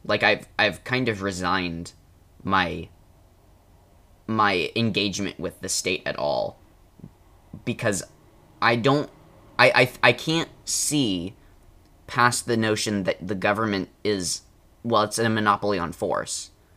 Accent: United States; I'm American

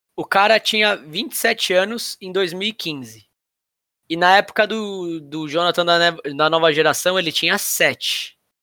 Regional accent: São Paulo, Brazil; Eu sou, sou da Casa Verde, que é do lado da, da, da, da, da Barra Funda ali

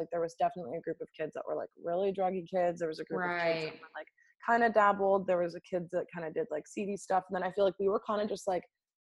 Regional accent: Laguna Beach, California, United States; now in Los Angeles, United States; So I'm like from California

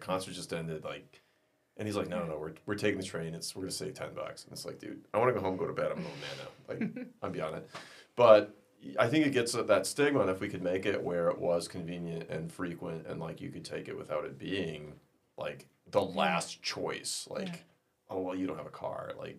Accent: Midwest, United States; well, I'm from America. I'm from the Midwest. Like 8 hours is, you know, you just get in the car.

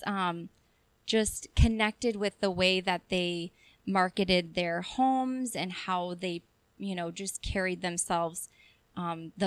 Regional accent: South Dakota, United States; moved away as an adult; now in Chippewa Falls, United States; I'm from South Dakota.

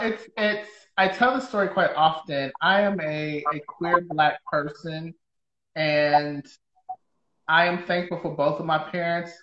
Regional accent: Detroit, Michigan, United States; now in Seattle, United States; I'm from Detroit

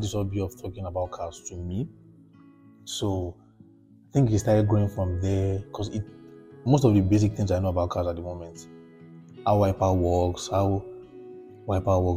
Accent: Lagos, Nigeria; also born or lived in Ogbomosho / Oyo State; I grew up in Lagos, Surulere

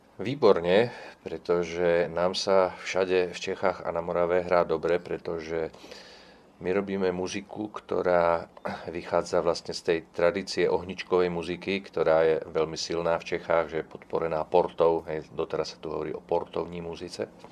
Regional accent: Bratislava, Bratislava Region, Slovakia; first language Czech; Ja som sa narodil v Bratislave, pretože môj otec tam

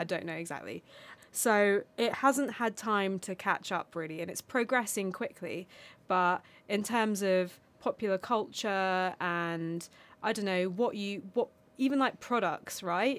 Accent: England, United Kingdom; first language Armenian; English is a second language; I was born in the United Kingdom, but I very much identify with being Armenian

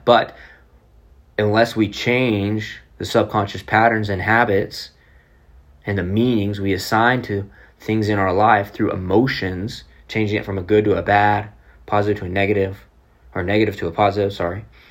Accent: Oklahoma City, Oklahoma, United States; I'm from Oklahoma City

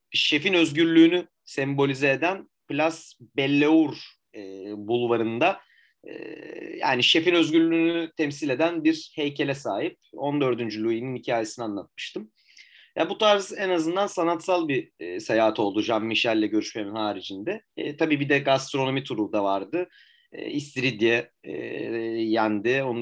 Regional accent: Turkey; Sordum hani bu yaprak sarma mı dedim hani ben Türk'üm dedim.

